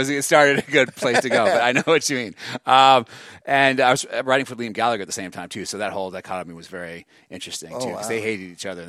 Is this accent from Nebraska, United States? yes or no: no; Beverly Hills, California, United States; also born or lived in Santa Monica; I grew up in Beverly Hills, Santa Monica.